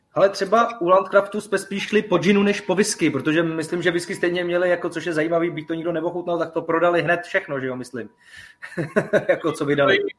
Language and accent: Czech; village next to Tursko, Central Bohemian Region, Czechia; já jsem kousek od Turska vlastně pocházím z Lipšic, jako to je vesnice vedle